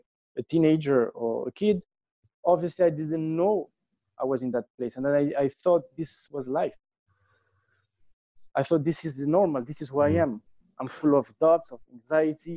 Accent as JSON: {"language": "English", "town": "Tangier", "region": "Tanger-Tetouan-Al Hoceima", "country": "Morocco", "tie": "born or raised there", "said": "I grew up in Morocco, in Tanger, which is a very small city"}